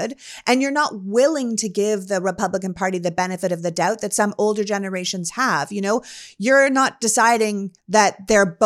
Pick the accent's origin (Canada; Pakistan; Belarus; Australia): Canada; now in United States; I was born and raised in Canada